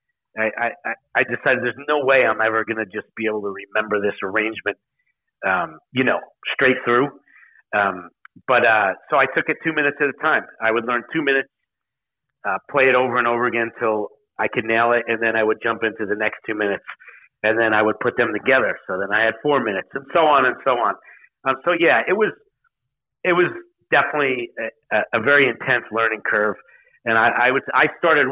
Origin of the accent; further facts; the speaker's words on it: New York, United States; I'm a New Yorker. I grew up in New York